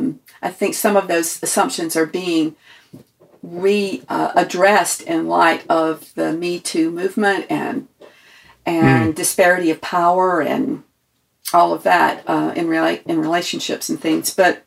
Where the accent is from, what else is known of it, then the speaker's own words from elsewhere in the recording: the South, United States; And I liken it to growing up in the South in the separate but equal era.